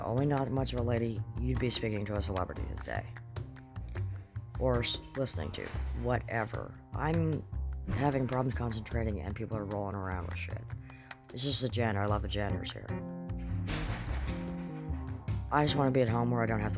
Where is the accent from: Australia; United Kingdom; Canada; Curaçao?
Canada; Kamloops, British Columbia; I'm from Kamloops